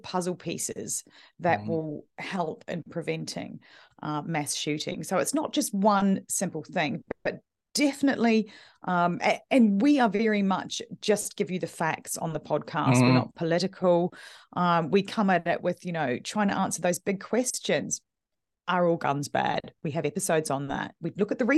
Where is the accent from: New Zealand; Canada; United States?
New Zealand; now in United Kingdom; I'm originally from New Zealand